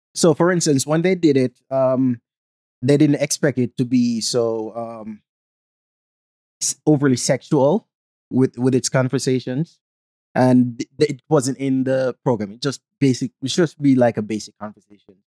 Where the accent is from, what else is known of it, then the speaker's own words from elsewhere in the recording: Jamaica; accent: Jamaican; now in United States; growing up in Jamaica